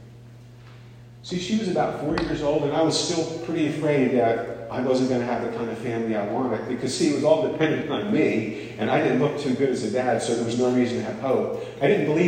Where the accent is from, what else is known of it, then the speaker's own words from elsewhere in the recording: the North, United States; also born or lived in Long Island; I grew up in the North